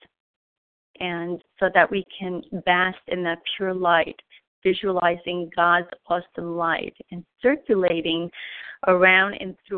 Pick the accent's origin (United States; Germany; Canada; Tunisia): United States; New York; I am from New York